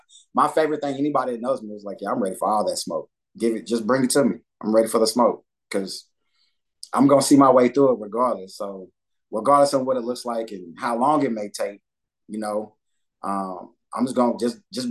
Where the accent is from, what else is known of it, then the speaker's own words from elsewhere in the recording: Dallas, Texas, United States; moved away as an adult; growing up in Dallas and then being in the military